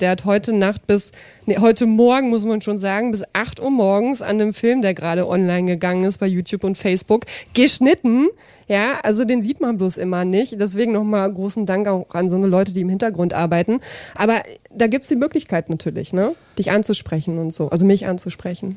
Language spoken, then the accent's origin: German; Braunschweig, Lower Saxony, Germany; aus Braunschweig